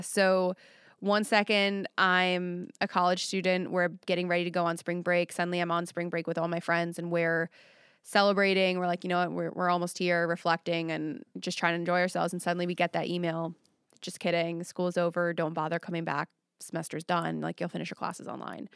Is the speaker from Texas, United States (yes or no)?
no; Long Island, New York, United States; now in Nashville, United States; on Long Island, but where I was at, it was a lot of working class